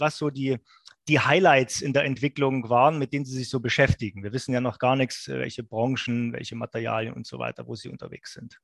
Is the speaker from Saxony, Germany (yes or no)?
yes; Saxony, Germany; accent: Saxon; ich könnte jetzt als Sachse auch so reden, dass Sie mich nicht verstehen